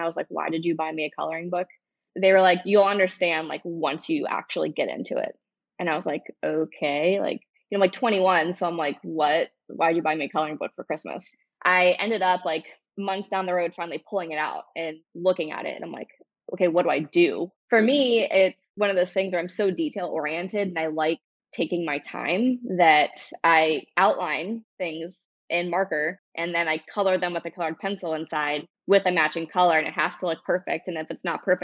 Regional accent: Cincinnati, Ohio, United States; now in Dayton, United States; I've lived in Dayton for, 8 years now. I moved from Cincinnati, so Ohio native.

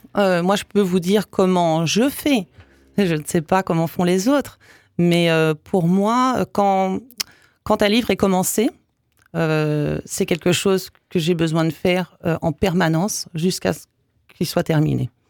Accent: Canada; moved away as an adult; also born or lived in Belgium / English Canada / Quebec; now in Strasbourg, France; je suis née en Belgique, de père yougoslave et de mère française. Donc ça commençait déjà euh, pas mal. Et puis ensuite, euh, bah, j'ai suivi ma famille au Canada. D'abord au Canada anglais, après au Québec. J'ai mhm. passé 22 ans au Canada.

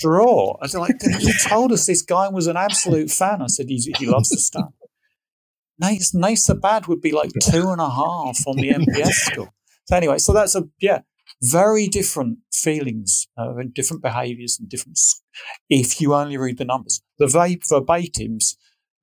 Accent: United Kingdom; I'm a Brit.

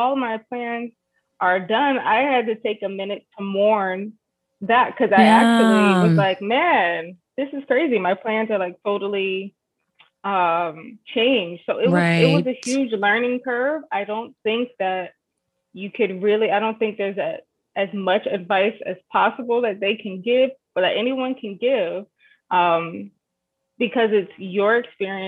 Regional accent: New Jersey, United States; also born or lived in Michigan / Florida; now in Edmonton, Canada; I'm originally from New Jersey. But I've lived like different places. I lived in Michigan. I lived in Florida. I'm now in Canada

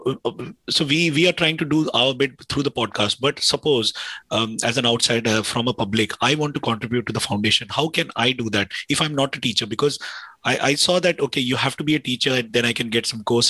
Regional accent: India; I come from India. I grew up in India

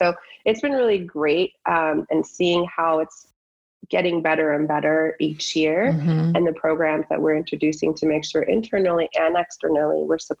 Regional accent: Iran; born there; moved away; I was born in Iran and I came here and, you know, seeing that culture

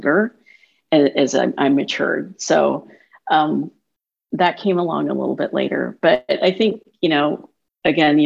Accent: Minden, United States; our experience growing up in Minden

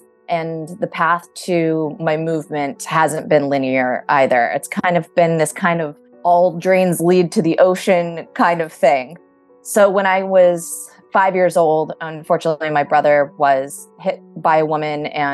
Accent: Southern California, United States; I am originally from Southern California.

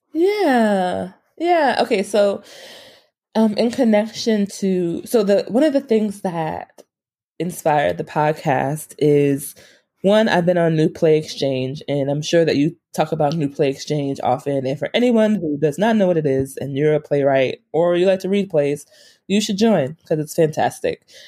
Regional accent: New York, United States; moved away; I'm from New York.

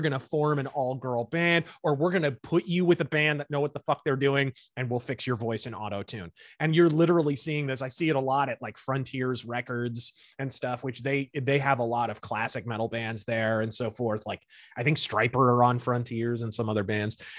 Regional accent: United States; accent: American; my accent is American

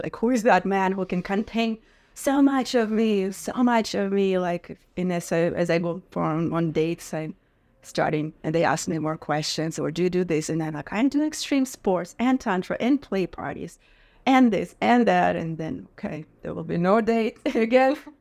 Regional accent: Russia; moved away; Growing up in Russia

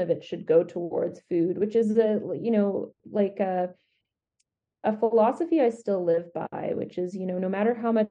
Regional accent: Edmonton, Alberta, Canada; now in Calgary, Canada; I grew up in Edmonton

